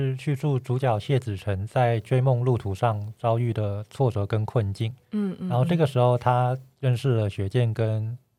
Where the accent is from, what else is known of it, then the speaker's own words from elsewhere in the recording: Taipei, Taiwan; 呃，对，我是台北人，